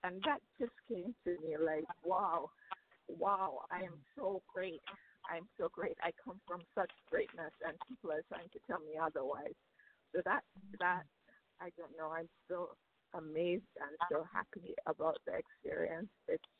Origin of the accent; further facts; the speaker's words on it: Jamaica; I'm Jamaican, Jamaican-American